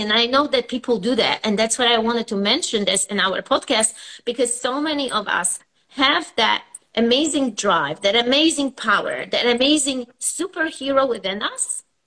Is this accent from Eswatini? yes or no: no; Poland; moved away as an adult; now in United States; I was born in Poland and I came here over, I would say, 25 years ago